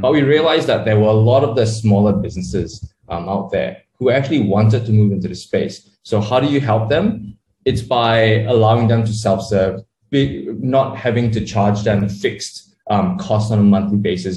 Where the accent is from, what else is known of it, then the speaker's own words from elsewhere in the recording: Sydney, New South Wales, Australia; moved away as an adult; also born or lived in Malaysia; now in Kuala Lumpur, Malaysia; I was born in Malaysia, grew up in Australia, decided to move back to Southeast Asia um, after about, you know, 15, 20 years in, in Sydney